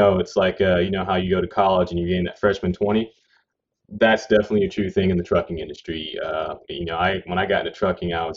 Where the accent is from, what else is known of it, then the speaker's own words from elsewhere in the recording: Louisiana, United States; moved away as an adult; also born or lived in Washington State; I was born and raised in Louisiana, and then moved to Washington State when I was about 20 years old